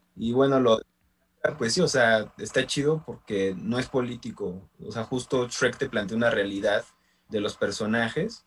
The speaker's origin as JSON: {"language": "Spanish", "area": "San Andrés Tetepilco", "region": "Mexico City", "country": "Mexico", "tie": "born or raised there", "said": "aquí en, este, en, mi pueblo, en San Andrés de Tepilco"}